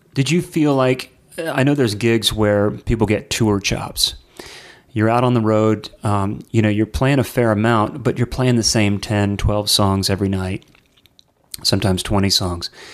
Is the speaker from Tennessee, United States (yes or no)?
yes; Nashville, Tennessee, United States; my hometown here in Nashville